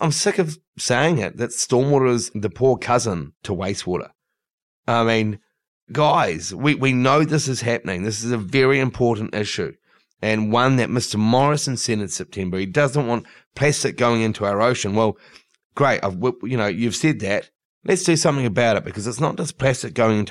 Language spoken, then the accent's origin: English; New Zealand; now in Sydney, Australia; I'm actually from New Zealand